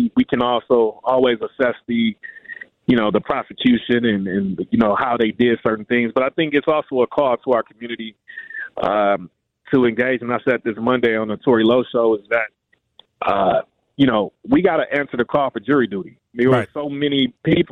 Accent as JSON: {"language": "English", "town": "Milwaukee", "region": "Wisconsin", "country": "United States", "tie": "born or raised there", "said": "This is my hometown in Milwaukee"}